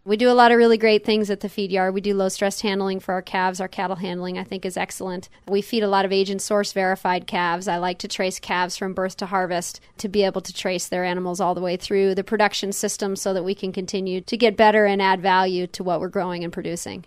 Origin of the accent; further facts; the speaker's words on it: West Palm Beach, Florida, United States; moved away as an adult; also born or lived in Hanover, New Hampshire; now in Nebraska, United States; I grew up in West Palm Beach, Florida, urban Palm Beach County, Florida